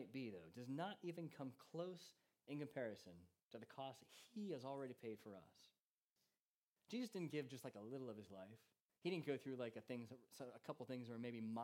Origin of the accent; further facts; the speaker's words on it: United States; now in England; as an American